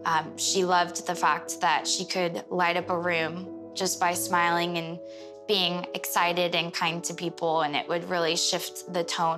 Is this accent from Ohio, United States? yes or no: yes; Ohio, United States; Growing up in Ohio was in a really small community and everybody was very tight-knit. We knew everybody on the street.